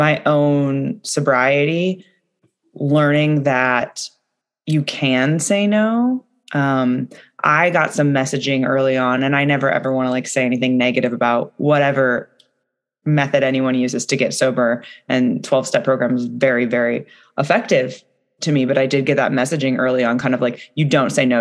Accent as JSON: {"language": "English", "area": "the Northwest", "region": "Pacific Northwest", "country": "United States", "said": "I'm from the Northwest"}